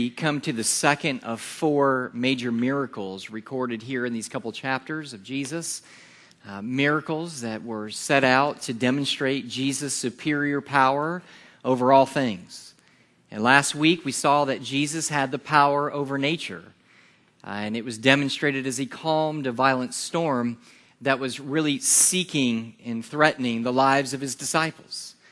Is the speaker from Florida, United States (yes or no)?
yes; Yulee, Florida, United States; And well, we're from Jacksonville. That's, that's where we're from. And, and the reason is because folks don't know where Yulee is, they know where this is.